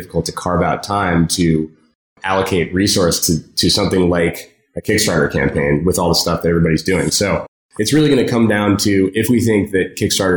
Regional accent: San Francisco, California, United States; I grew up in San Francisco

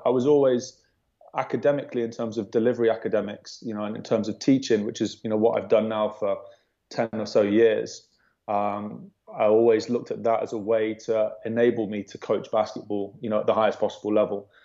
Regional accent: Worcester, West Midlands, United Kingdom; I'm from Worcester

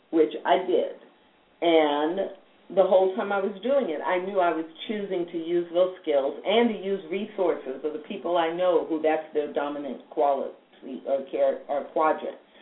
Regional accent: United States; I live in American culture. I have been born and raised in American culture. My family's been here multiple

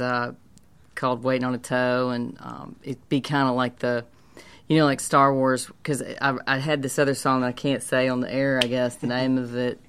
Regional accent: Hattiesburg, Mississippi, United States; moved away as an adult; also born or lived in New Orleans / Paris / Nashville; I'm from Hattiesburg

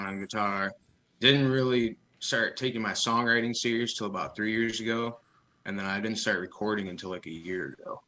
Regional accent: Parma, Michigan, United States; also born or lived in Jackson County, Michigan; now in Lansing, United States; I was born in Jackson County. Grew up in a small town called Parma, a little farm town

